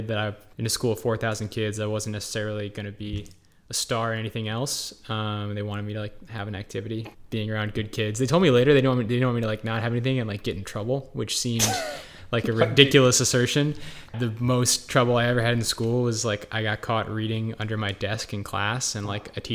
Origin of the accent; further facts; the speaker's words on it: Naperville, Illinois, United States; also born or lived in Albany, New York / Minnesota; I'm from Naperville, Illinois